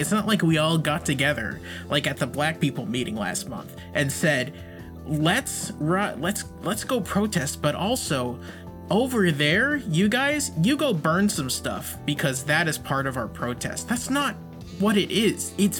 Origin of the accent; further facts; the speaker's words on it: Massachusetts, United States; I'm from Massachusetts.